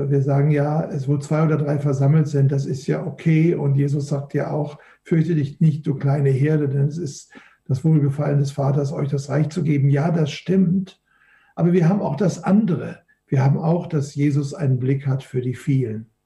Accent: Duisburg, North Rhine-Westphalia, Germany; Ich komme ja aus dem Flachland, ich komme ja aus Duisburg, einer der schönsten Städte Deutschlands, direkt nach München anzusiedeln

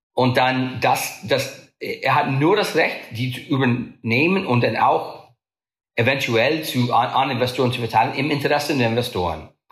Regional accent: United States; German is a second language; bin ich Amerikaner

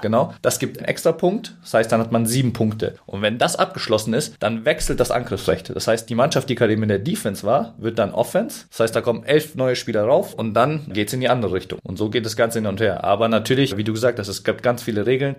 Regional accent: Munich, Bavaria, Germany; moved away as an adult; also born or lived in Frankfurt; Ich komme ursprünglich aus München und bin da auch aufgewachsen

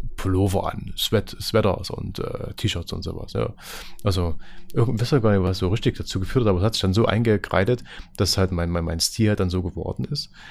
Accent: Lößnitz, Saxony, Germany; bei uns in Lösen

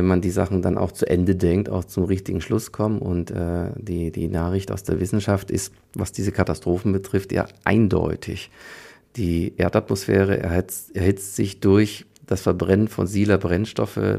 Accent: Leipzig, Saxony, Germany; born there; ich bin ja in der DDR geboren, in Leipzig, da war die Sirenenprobealarm.

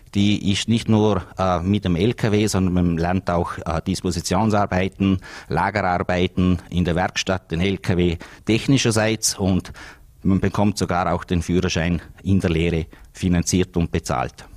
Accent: Vorarlberg, Austria; bei uns in Österreich und auch in Vorarlberg

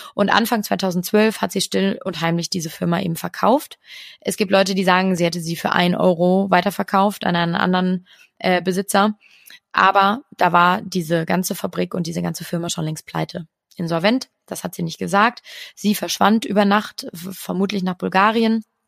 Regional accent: Cologne, North Rhine-Westphalia, Germany; ich würde jetzt als Kölnerin sagen

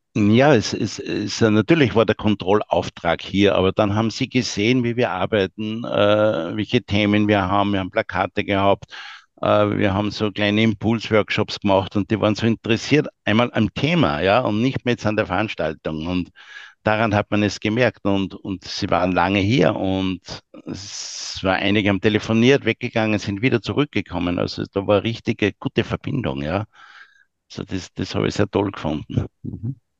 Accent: Austria; wir als Österreicher

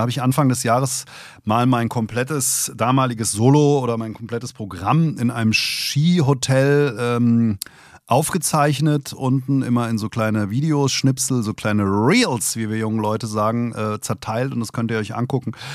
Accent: Hesse, Germany; Als Hesse

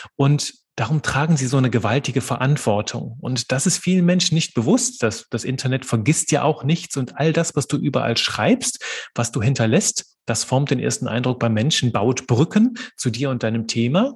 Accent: Belgium; moved away as an adult; also born or lived in Aachen, Germany / Liège, Belgium / Marburg, Germany; now in Kerpen, Germany; bin gebürtiger Belgier und wohne heute in Kerpen bei Köln.

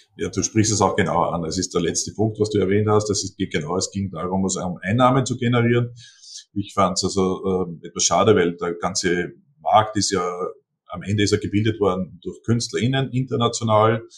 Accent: Seewalchen am Attersee, Upper Austria, Austria; am Attersee in Seewalchen, also mein Heimatort

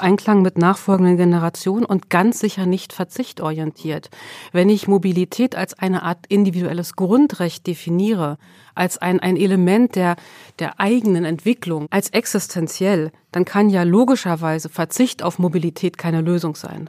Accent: Sweden; now in Germany; Ich bin in Schweden geboren

